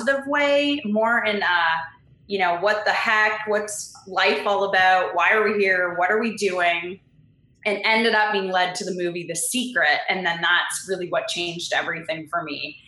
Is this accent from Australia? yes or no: no; Canada; moved away as an adult; now in California, United States; I am Canadian, and right now I live in California